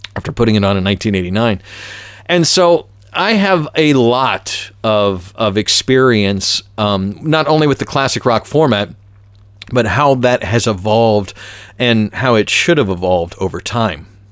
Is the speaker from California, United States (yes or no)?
no; Atlanta, Georgia, United States; when I was growing up in Atlanta, ninety-six Rock, W K L S